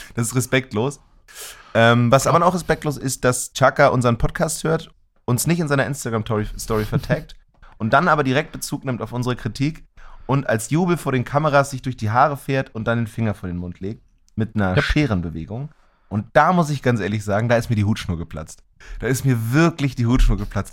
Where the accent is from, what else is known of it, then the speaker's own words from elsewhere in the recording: Germany; als Deutsche